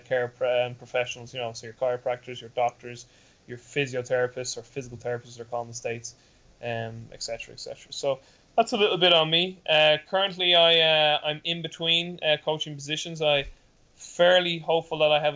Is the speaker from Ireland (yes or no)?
yes; Dublin, Leinster, Ireland; I'm from Dublin, Ireland, and currently that's where I'm living and where I'm based right now.